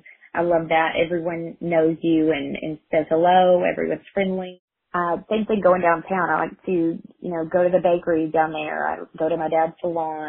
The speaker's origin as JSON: {"language": "English", "town": "Clifton", "region": "Texas", "country": "United States", "tie": "born or raised there", "also_born_or_lived": "Hamilton, Texas / Waco, Texas", "said": "I was actually born in Hamilton, but I grew up in Clifton. I went to school, kindergarten through 12th grade here"}